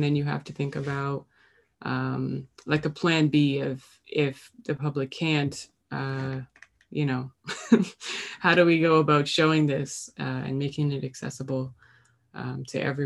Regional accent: Halifax, Nova Scotia, Canada; also born or lived in North Preston; I grew up in Halifax, but my mother's side of the family is from North Preston

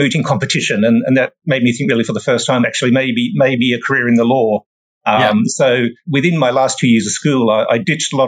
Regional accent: Sydney, New South Wales, Australia; moved away as an adult; now in United Kingdom; I was born and raised in Sydney, Australia. Sydney's my hometown

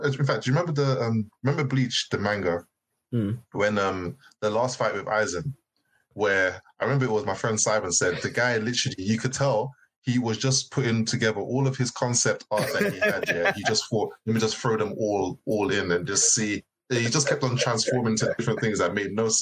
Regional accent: United Kingdom; as us as Brits

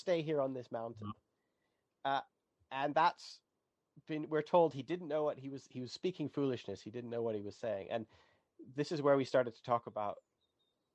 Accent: Canada; I'm Canadian

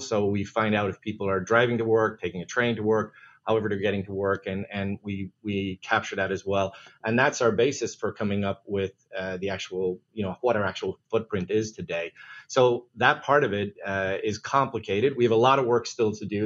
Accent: Ireland; moved away; being an Irish guy

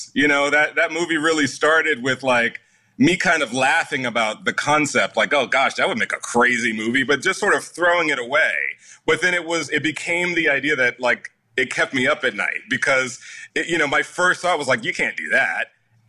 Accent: the South, United States; No one was teaching me how to do that growing up in the South.

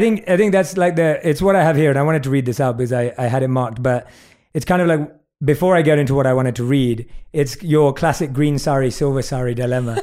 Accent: United Kingdom; accent: British; my British accent

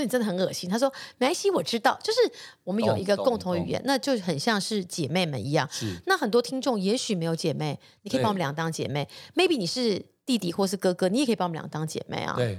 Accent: Taiwan; 就是他在国外长大，我是土生土长台湾人。

